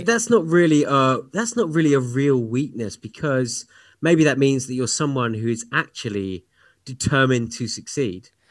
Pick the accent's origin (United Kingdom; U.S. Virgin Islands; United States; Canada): United Kingdom; moved away; my home country of the U K